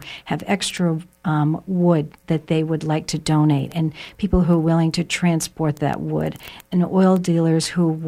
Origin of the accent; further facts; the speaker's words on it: Maine, United States; growing up in Maine, people are very creative and innovative